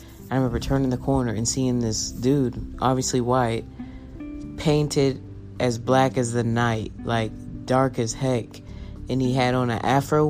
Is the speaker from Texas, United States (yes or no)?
yes; Round Rock, Texas, United States; I grew up in Round Rock, like the suburbs. Super, super north Austin, right?